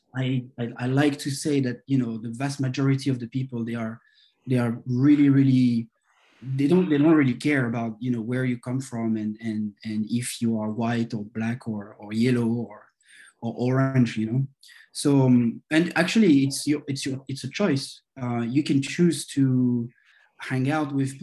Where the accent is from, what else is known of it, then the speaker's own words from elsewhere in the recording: France; moved away as an adult; now in Vietnam; I'm from France, and I grew up my first 20 years of my life in France